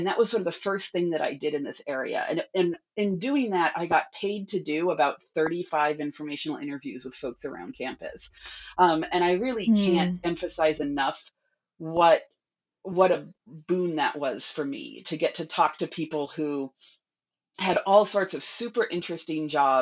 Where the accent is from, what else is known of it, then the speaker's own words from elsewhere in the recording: California, United States; moved away as an adult; also born or lived in New York / Bay Area; I am from California originally